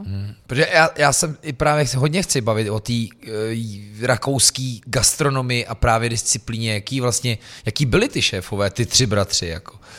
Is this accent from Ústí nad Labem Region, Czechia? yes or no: yes; Louny District, Ústí nad Labem Region, Czechia; also born or lived in Most; já jsem sice jako uh, z Lounska, ale mm-hmm. byl jsem vyvrhnut v nemocnici na kraji města v Mostě